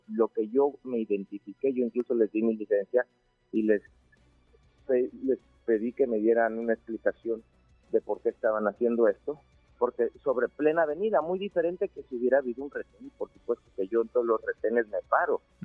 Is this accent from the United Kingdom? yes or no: no; Chiapas, Mexico